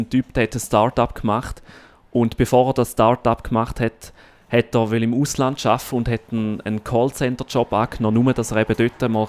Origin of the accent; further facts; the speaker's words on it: St. Gallen, Switzerland; moved away; Ja, in meine Heimat.